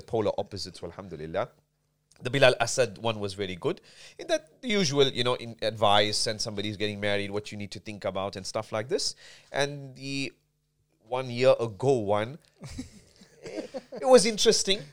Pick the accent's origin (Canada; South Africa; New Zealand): South Africa; moved away; also born or lived in Medina; I'm born and bred in South Africa